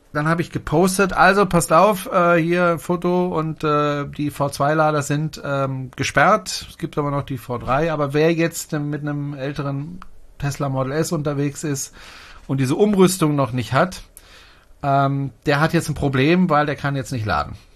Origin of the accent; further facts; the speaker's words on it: Germany; bei uns in Deutschland